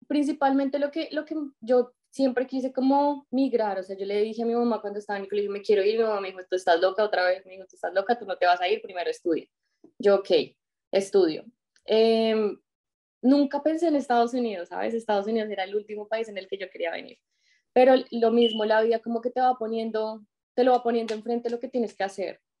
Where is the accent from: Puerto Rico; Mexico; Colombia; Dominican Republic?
Colombia; moved away as an adult; also born or lived in Tauramena, Casanare / Bogotá; now in United States; yo soy colombiana, eh, vivo, viví en Bogotá, nací en un pequeño pueblo de, Colombia y pues toda mi vida estuve como entre el pueblo y, Bogotá